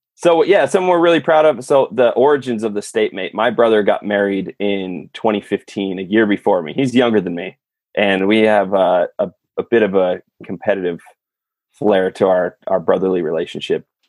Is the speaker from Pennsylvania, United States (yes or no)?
no; California, United States; I'm from California